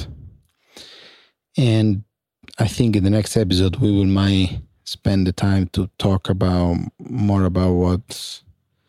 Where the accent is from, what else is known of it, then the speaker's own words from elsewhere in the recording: San Giovanni La Punta, Sicily, Italy; English is a second language; moved away; I was in San Giovanni La Punta, provincia di Catania, 95037 zip code